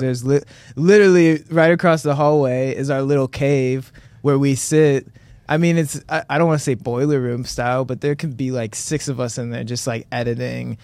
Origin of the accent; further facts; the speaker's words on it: Monroe, Ohio, United States; I'm proudly from Monroe